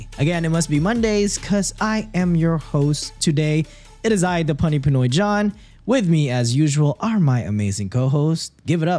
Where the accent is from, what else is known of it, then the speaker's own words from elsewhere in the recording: Texas, United States; We're both brown. We're both from Texas.